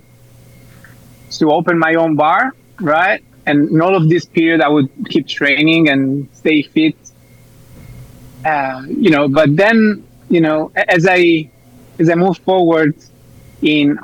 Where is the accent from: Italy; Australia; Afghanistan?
Italy; now in Spain; I'm from Italy